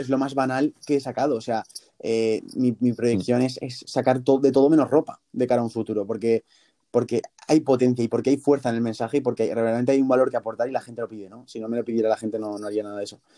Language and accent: Spanish; Zaragoza, Aragon, Spain; yo soy de Zaragoza